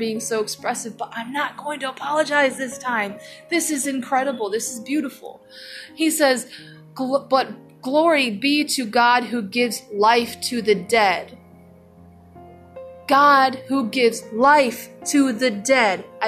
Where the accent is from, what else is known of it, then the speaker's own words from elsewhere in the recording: United States; I'm an American